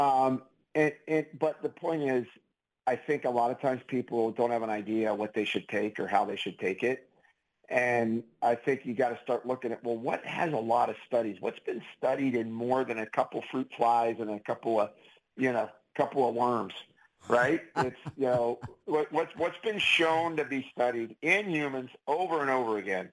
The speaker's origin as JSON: {"language": "English", "town": "Pittsburgh", "region": "Pennsylvania", "country": "United States", "said": "I'm from Pittsburgh. I use the word pop."}